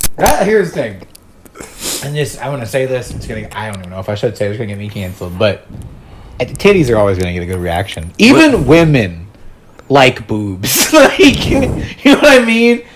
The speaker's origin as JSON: {"language": "English", "town": "Charleston", "region": "South Carolina", "country": "United States", "tie": "born or raised there", "said": "I grew up in Charleston, South Carolina."}